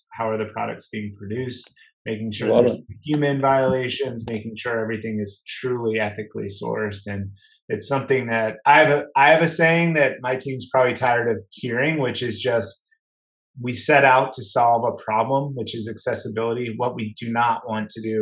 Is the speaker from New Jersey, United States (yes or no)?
yes; New Jersey, United States; moved away; also born or lived in Boston / Colorado; growing up in New Jersey